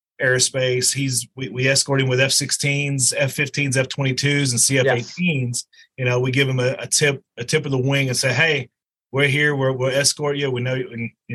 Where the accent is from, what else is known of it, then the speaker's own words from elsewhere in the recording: Tennessee, United States; moved away; originally I'm from Tennessee. I hail out of a small town, and so we never got snow.